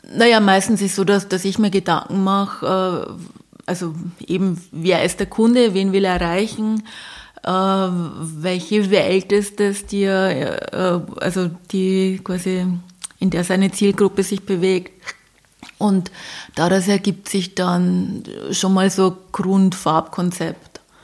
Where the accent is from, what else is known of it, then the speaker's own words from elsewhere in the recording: Bavaria, Germany; ich komme aus Bayern